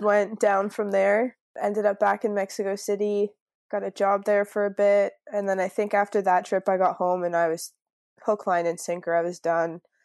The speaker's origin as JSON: {"language": "English", "town": "Niagara Falls", "region": "Ontario", "country": "Canada", "tie": "born or raised there", "also_born_or_lived": "Field, British Columbia / Fremantle, Australia", "moved": "as an adult", "lives_now": "Byron Bay, Australia", "said": "I'm from Niagara Falls, so it's, like, right on the border"}